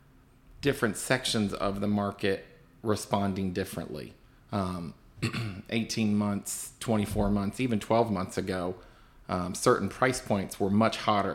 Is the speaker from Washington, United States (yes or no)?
no; Winchester, Virginia, United States; being born and raised in Winchester